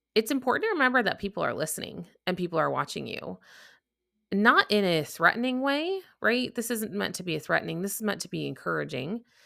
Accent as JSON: {"language": "English", "town": "Chicago", "region": "Illinois", "country": "United States", "moved": "yes", "lives_now": "Texas, United States", "said": "if you couldn't tell from my accent, I'm from the Midwest. Chicago. Uh, but now I'm actually down in Texas"}